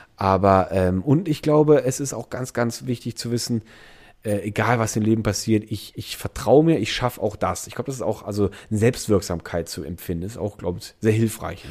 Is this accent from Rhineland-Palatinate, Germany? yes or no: yes; Andernach area, Rhineland-Palatinate, Germany; moved away; Ich komme aus der Ecke